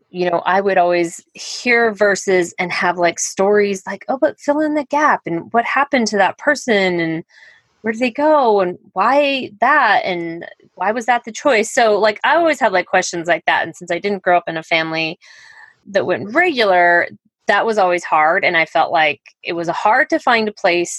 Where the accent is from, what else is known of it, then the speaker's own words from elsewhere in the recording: Colorado, United States; moved away as an adult; also born or lived in Highlands Ranch, Colorado; now in Iowa, United States; I'm from Colorado originally.